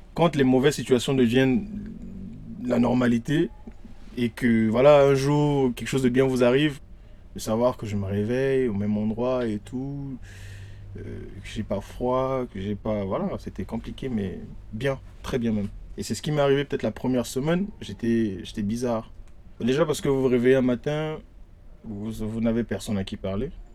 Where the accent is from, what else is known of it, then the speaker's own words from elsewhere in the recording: Brazzaville, Republic of the Congo; moved away as an adult; now in Paris, France; Je suis congolais de Brazzaville